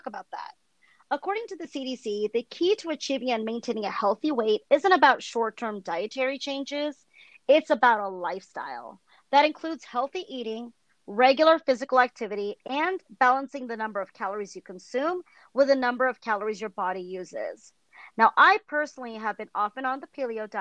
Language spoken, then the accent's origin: English; California, United States; I'm from California.